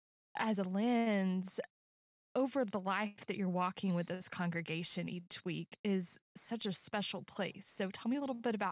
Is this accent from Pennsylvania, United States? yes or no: no; Texas, United States; As a native Texan